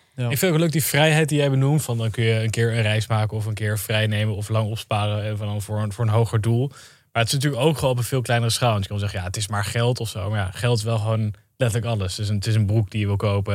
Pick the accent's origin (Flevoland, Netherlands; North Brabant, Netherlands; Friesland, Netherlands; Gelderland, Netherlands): Gelderland, Netherlands; Zutphen; ik kom uit Zutphen